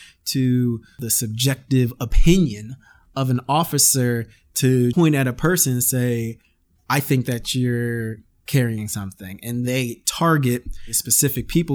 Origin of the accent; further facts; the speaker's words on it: Canada; I'm Canadian